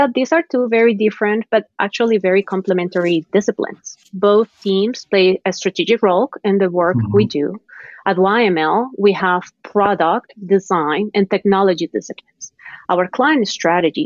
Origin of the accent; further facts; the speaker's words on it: Colombia; moved away as an adult; also born or lived in Bogota; now in United States; I'm from Colombia. So my journey really started back then, right, in my country. My family didn't have much money